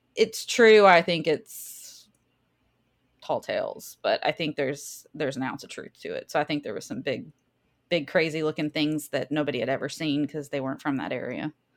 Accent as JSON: {"language": "English", "region": "the South", "country": "United States", "accent": "southern", "said": "My southern accent"}